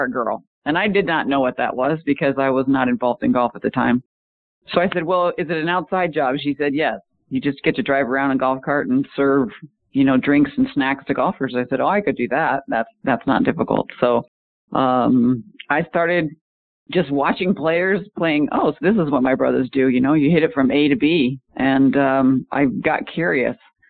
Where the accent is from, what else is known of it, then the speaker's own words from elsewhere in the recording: Omaha, Nebraska, United States; moved away as an adult; also born or lived in Charlotte, North Carolina / Phoenix, Arizona; I was a multi-sport athlete growing up in Omaha, Nebraska